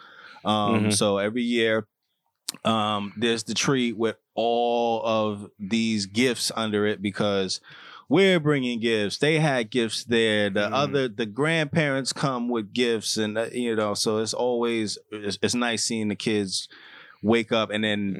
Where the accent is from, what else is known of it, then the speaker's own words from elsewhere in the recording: New York, United States; I was from New York